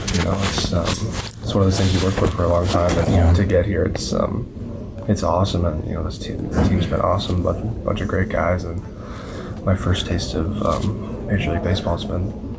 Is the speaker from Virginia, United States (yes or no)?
no; Yorba Linda, California, United States; moved away as an adult; also born or lived in Newport Beach, California; now in Orlando, United States; I was born in Newport Beach. I grew up in North Orange County in Yorba Linda.